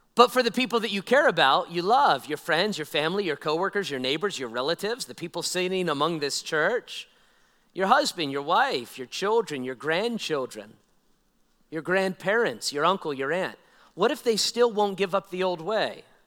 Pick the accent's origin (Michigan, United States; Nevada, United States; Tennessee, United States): Nevada, United States; I'm a old Nevada guy, born and raised in Nevada